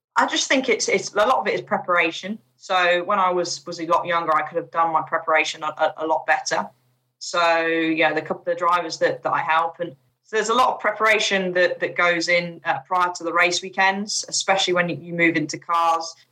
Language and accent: English; United Kingdom; also born or lived in Chipping Norton / Bourton-on-the-Water; being a British driver